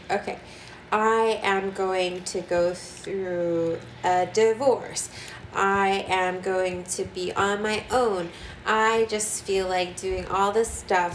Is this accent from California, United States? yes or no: yes; California, United States; I'm from California